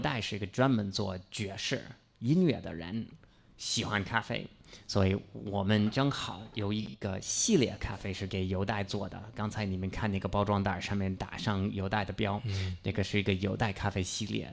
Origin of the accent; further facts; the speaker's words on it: near Boston, Massachusetts, United States; Chinese is a second language; moved away as an adult; 我老家是美国东北，我们那个Massachusetts，我离那个波士顿很近，所以我老说波士顿是我老家